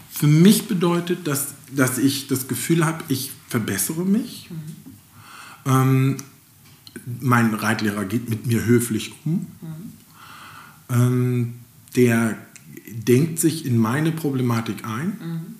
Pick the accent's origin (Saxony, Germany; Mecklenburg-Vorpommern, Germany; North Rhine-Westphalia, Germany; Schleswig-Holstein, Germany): Mecklenburg-Vorpommern, Germany; wir sind Mecklenburger, wir reden nicht so viel.